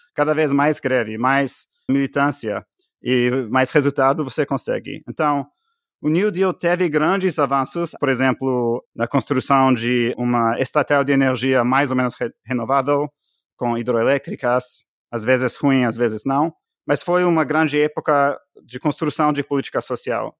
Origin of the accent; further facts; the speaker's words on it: Canada; Portuguese is a second language; moved away as an adult; also born or lived in Bolivia; now in United States; eu sou canadense